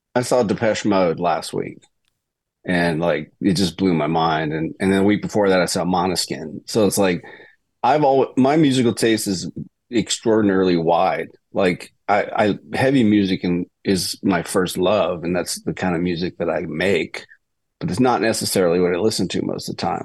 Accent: Mississippi, United States; moved away as an adult; also born or lived in Boston, Massachusetts; now in Nashville, United States; I was a Celtics fan growing up in Mississippi

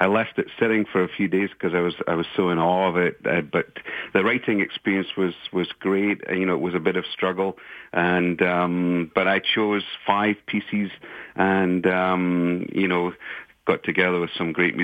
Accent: Scotland, United Kingdom; now in Canada; I'm from Scotland originally, so I have some Celtic influence there. But, you know, I've now lived in Canada longer than I have in Scotland

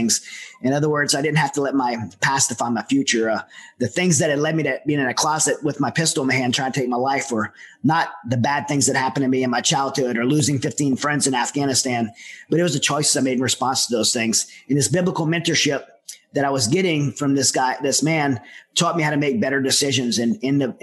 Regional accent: Southern Louisiana, United States; I'm from Southern Louisiana, where there's a lot of dysfunctional families

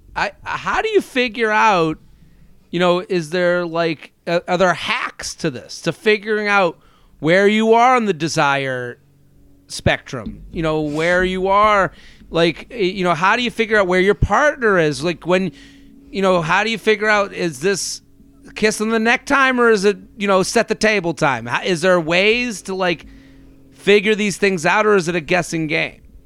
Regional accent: outside of Boston, Massachusetts, United States; now in Boca Raton, United States; I'm from outside of Boston originally

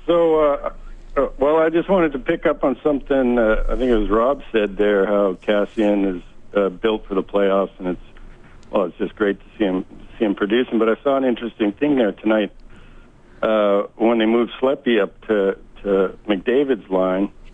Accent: St. Albert, Alberta, Canada; moved away as an adult; now in Maui, United States; I grew up in St. Albert

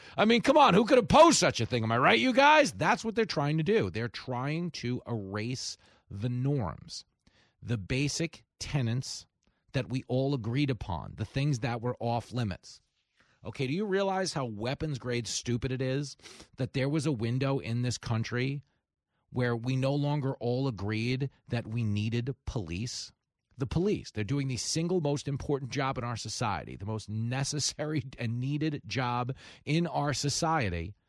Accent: Levittown, New York, United States; I was growing up in Levittown

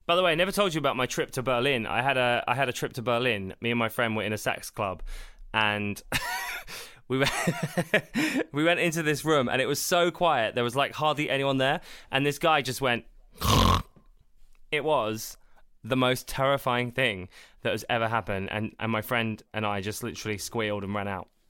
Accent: South of England, United Kingdom; I'm from the South

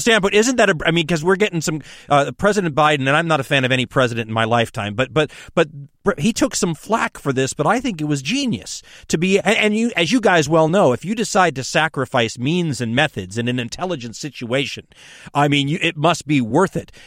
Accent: United States; as an American during that era

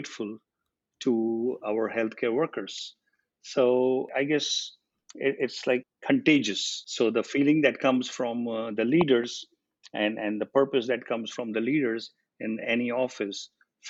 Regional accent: India; moved away as an adult; I was 18 when I came here from India

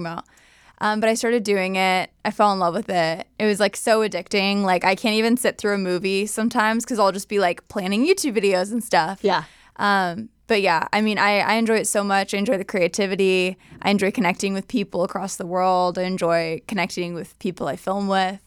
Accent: Southern California, United States; also born or lived in San Diego / Bakersfield / Escondido; NorCal born, SoCal raised

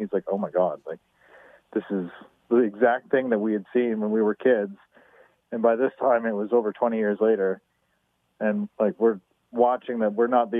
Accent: Winfield, British Columbia, Canada; my brother and I grew up in Winfield, BC.

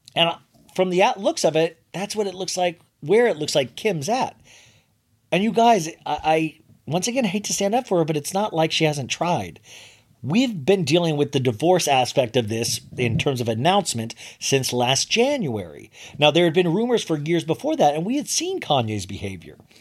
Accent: Kansas, United States; moved away; I grew up in Kansas

